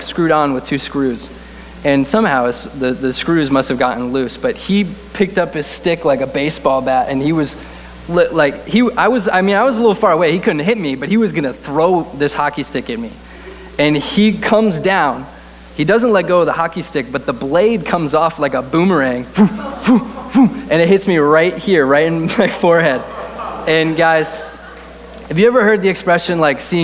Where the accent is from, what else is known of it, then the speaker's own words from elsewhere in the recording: Connecticut, United States; we grew up in the Northeast in a little state called Connecticut.